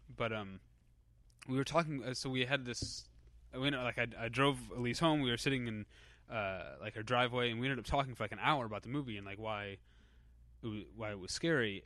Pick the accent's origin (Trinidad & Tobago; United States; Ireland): United States; Missouri; moved away as an adult; also born or lived in Chicago; I'm from the Missouri part of Missouri